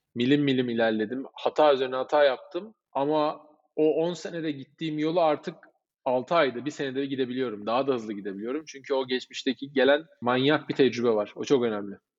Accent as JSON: {"language": "Turkish", "country": "Cyprus", "said": "Kıbrıslıyız biz."}